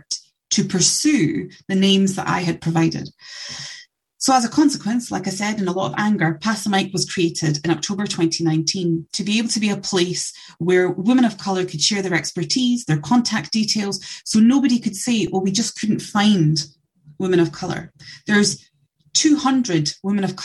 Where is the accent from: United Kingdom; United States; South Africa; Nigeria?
United Kingdom; Scotland; I'm born and bred in Scotland